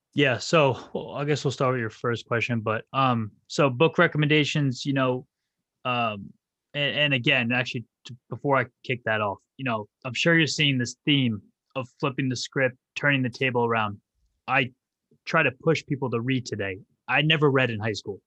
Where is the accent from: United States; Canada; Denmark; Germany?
United States; New Jersey; also born or lived in Rhode Island; born and raised in New Jersey